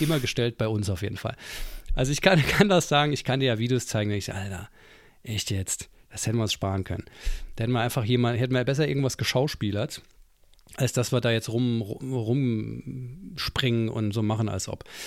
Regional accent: Saarland, Germany; ich als Saarländer ähm, bin ja sehr nah an Frankreich.

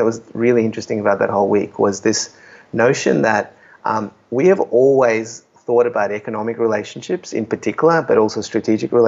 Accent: Australia; moved away

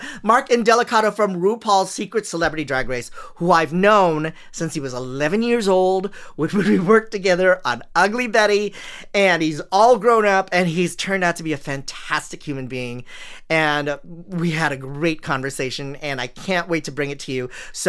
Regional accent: Philippines; it's strange for me as a Filipino to watch Filipino drag queens

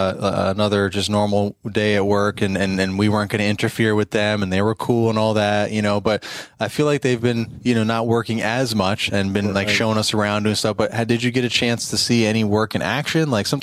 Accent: Maryland, United States; we're from Maryland.

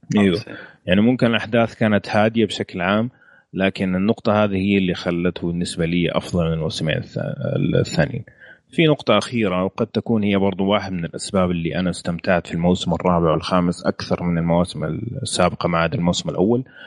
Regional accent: Saudi Arabia; احنا كسعوديه

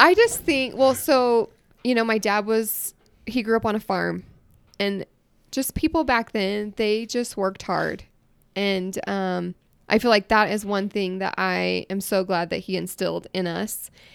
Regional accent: Iowa, United States; moved away as an adult; now in Utah, United States; I grew up in Iowa

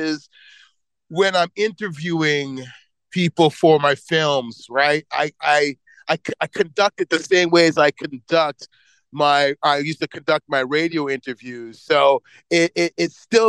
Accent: Toronto, Ontario, Canada; I grew up in Toronto

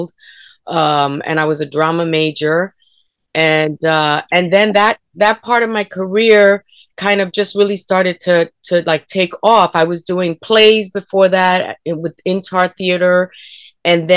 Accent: New York City, New York, United States; I grew up mostly in like Spanish Harlem, the Bronx, and then Queens

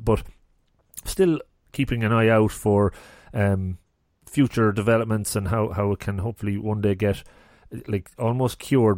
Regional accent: Longford, Leinster, Ireland; moved away; I'm originally from Longford

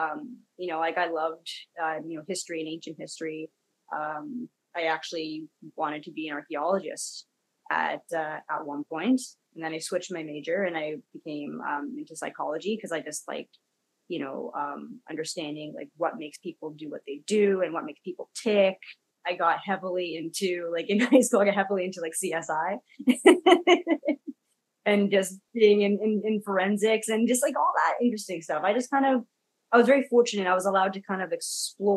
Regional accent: Kelowna, British Columbia, Canada; also born or lived in Ladner; I'm third generation Canadian. I grew up in Kelowna

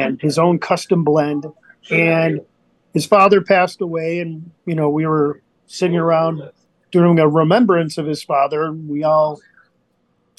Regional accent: Arlington Heights, Illinois, United States; I am born and raised in Arlington Heights, Illinois.

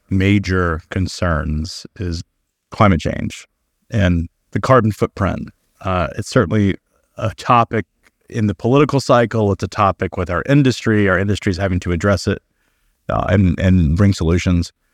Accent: United States; as an American

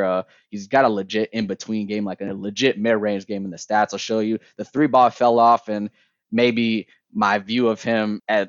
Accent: Michigan, United States; and I grew up in Michigan. So, like, I love Michigan hoops.

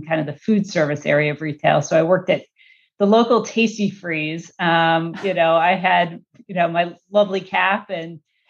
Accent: Chicago, Illinois, United States; now in California, United States; I grew up in Chicago. I'm a Midwest girl.

